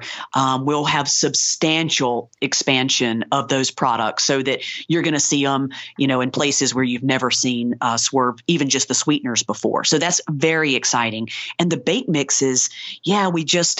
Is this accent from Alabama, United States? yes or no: yes; Ozark, Alabama, United States; I grew up in rural Alabama